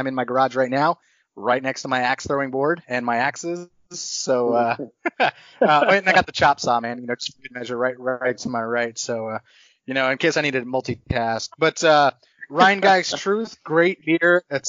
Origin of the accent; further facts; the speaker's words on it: North Texas, United States; moved away; I grew up in North Texas